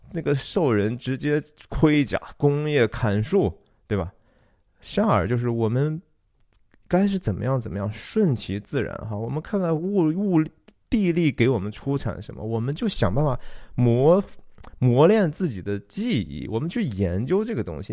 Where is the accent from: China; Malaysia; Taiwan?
China; Shanxi; 我是山西人